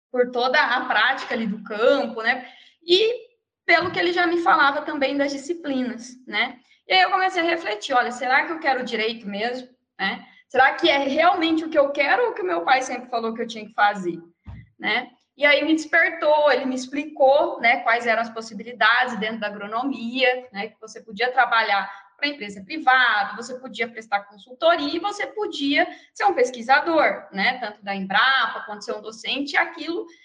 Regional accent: Mato Grosso do Sul, Brazil; moved away; also born or lived in Viçosa, Minas Gerais; Eu sou do Mato Grosso do Sul.

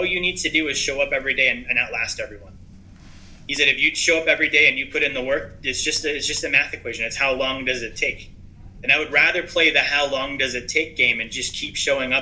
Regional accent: Alaska, United States; I'm from Alaska

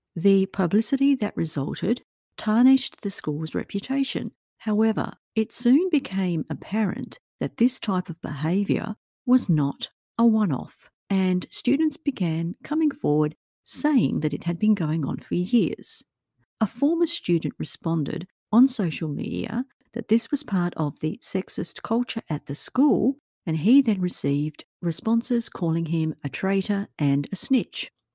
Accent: Australia; my own home country of Australia

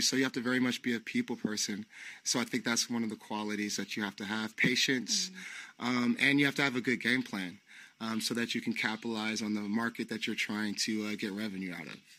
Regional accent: San Francisco, California, United States; moved away as an adult; now in Portugal; I'm from San Francisco, California. Um, I was born and raised there

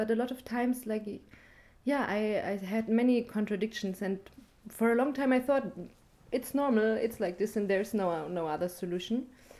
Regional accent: Germany; moved away as an adult; now in Rojava, Syria; I come from Germany

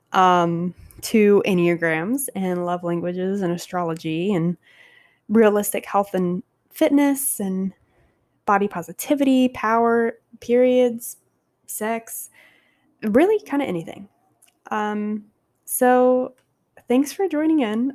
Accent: Savannah, Georgia, United States; moved away as an adult; now in Long Beach, United States; from Savannah

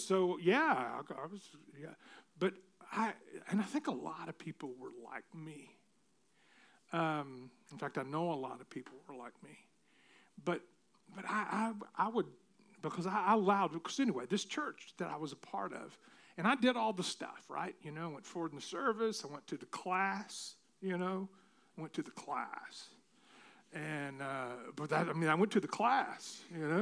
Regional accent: Tennessee, United States; I grew up in Tennessee.

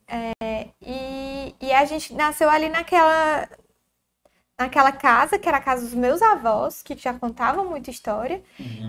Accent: Tianguá, Ceará, Brazil; Como a gente era de interior, não tinha playground, né? Então, para começo, né? a gente nasceu em Tianguá

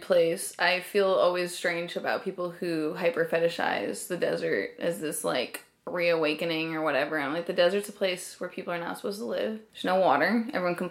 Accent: desert area outside LA, California, United States; There was a huge punk rock scene in where I grew up

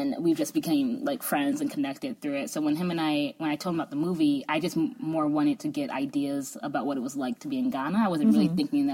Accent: United States; also born or lived in Chicago; me, as like an American

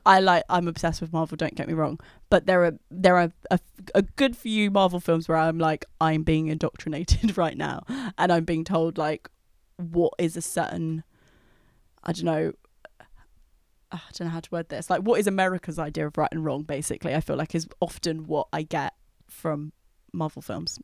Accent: London, United Kingdom; I grew up in London

